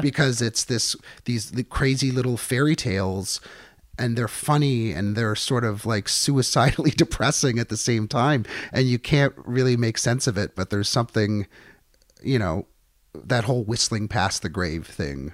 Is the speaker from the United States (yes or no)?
no; Niagara, Ontario, Canada; growing up in Niagara where we would get a lot of the U S stations